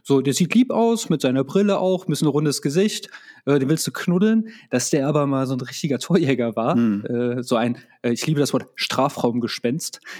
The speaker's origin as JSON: {"language": "German", "country": "Croatia", "said": "Also für mich ist es halt einfach, ähm, als Kroate, das klingt jetzt ein bisschen doof, wenn ich das sage, hat, da bist du schon doch mehr Patriot als hierzulande."}